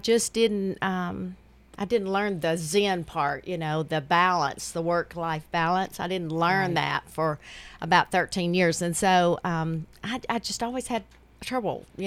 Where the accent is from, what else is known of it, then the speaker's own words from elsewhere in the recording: Smithville, Tennessee, United States; moved away as an adult; now in Murfreesboro, United States; I'm from Smithville.